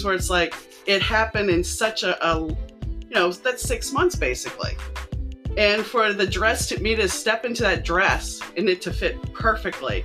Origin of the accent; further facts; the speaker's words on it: New Orleans, Louisiana, United States; I grew up in New Orleans